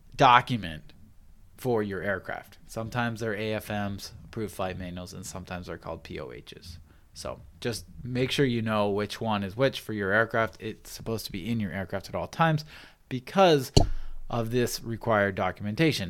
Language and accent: English; Pacific Northwest, United States; now in San Diego, United States; I grew up in the Pacific Northwest, and I started my pilot training in the Pacific Northwest